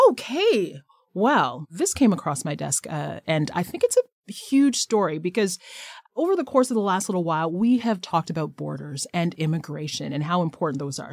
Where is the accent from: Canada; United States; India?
Canada; who we are as Canadians